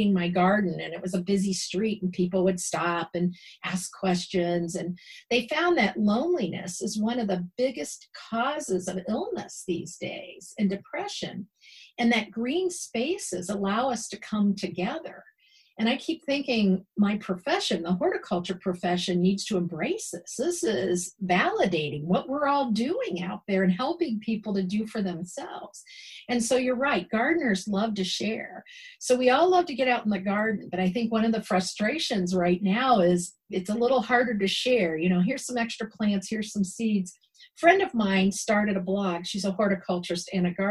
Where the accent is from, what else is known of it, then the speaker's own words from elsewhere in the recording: Ohio, United States; now in Milwaukee, United States; I'm originally from Ohio